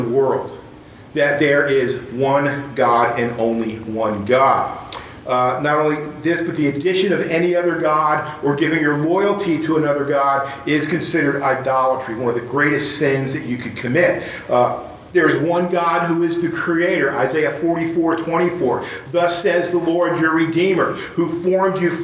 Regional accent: Dallas, Texas, United States; We're from Dallas

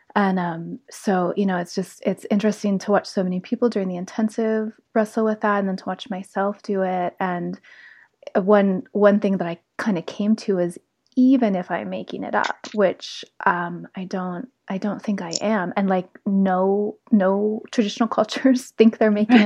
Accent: South Lake Tahoe, California, United States; moved away as an adult; I grew up in South Lake Tahoe

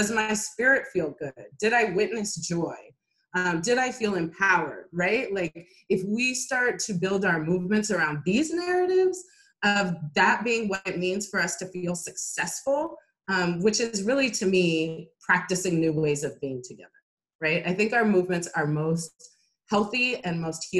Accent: Oakland, California, United States; since I was born in Oakland

